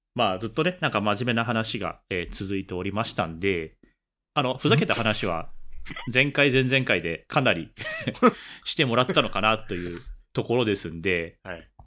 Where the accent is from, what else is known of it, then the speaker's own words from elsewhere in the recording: Kanto, Japan; 我々出身が関東の出身なんで